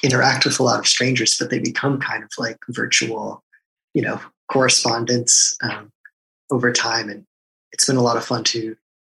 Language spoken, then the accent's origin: English; outside Boston, Massachusetts, United States; also born or lived in Rochester, New York; I grew up out right outside of Boston, which is also where I am now